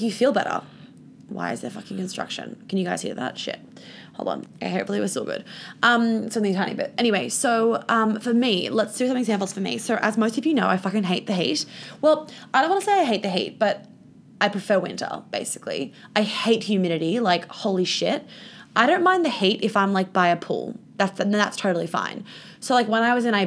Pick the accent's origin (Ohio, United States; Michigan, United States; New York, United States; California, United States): New York, United States; I grew up in New York